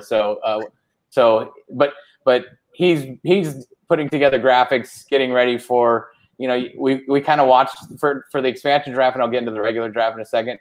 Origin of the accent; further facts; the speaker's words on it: Orange County, California, United States; also born or lived in Fresno, California; I grew up in Orange County